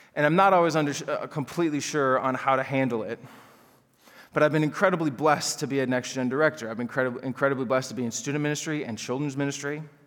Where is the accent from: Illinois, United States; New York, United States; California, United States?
Illinois, United States; Chicago suburbs; I grew up in the Chicago suburbs